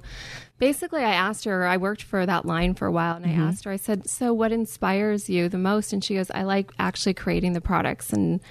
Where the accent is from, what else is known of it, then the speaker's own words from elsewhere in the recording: Poway, California, United States; I'm from a little town outside of San Diego called Poway.